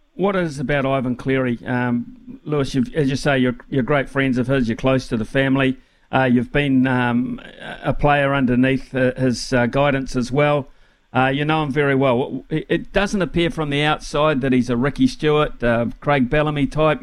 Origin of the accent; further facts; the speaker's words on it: Wellington, New Zealand; when I was a kid growing up in Wellington